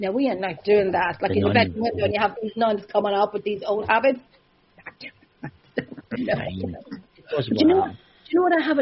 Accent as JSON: {"language": "English", "country": "Ireland", "said": "I'm Irish"}